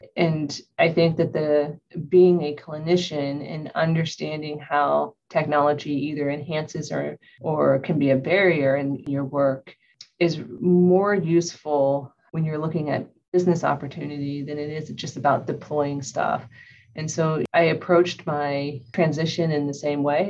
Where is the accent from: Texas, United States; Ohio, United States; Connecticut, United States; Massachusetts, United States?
Ohio, United States; moved away; I'm originally from Ohio.